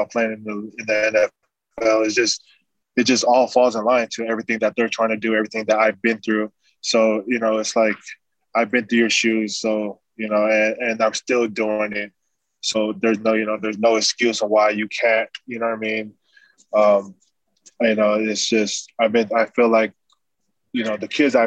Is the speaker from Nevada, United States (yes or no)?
yes; Las Vegas, Nevada, United States; also born or lived in California; So since 7 years old, I've been in Vegas